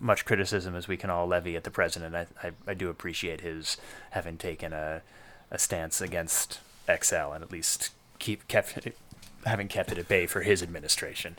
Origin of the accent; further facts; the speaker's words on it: New York City, New York, United States; I grew up in Hell's Kitchen in the, in the eighties, and that was the entire neighborhood